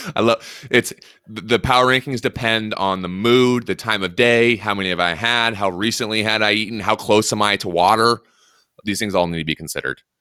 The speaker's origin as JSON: {"language": "English", "region": "Washington", "country": "United States", "said": "I'm obviously from Washington"}